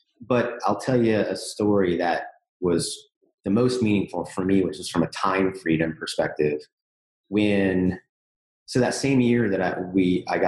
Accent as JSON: {"language": "English", "town": "Jacksonville", "region": "Florida", "country": "United States", "tie": "born or raised there", "said": "I grew up in Jacksonville"}